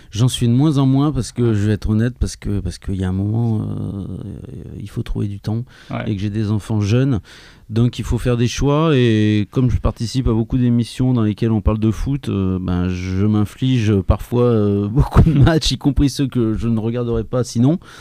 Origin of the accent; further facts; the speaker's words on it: Clermont-Ferrand, Auvergne-Rhône-Alpes, France; je viens de Clermont-Ferrand